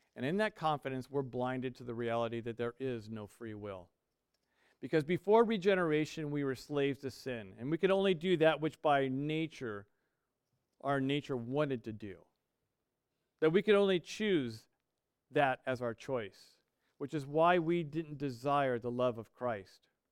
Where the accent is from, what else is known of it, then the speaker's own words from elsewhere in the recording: United States; We are American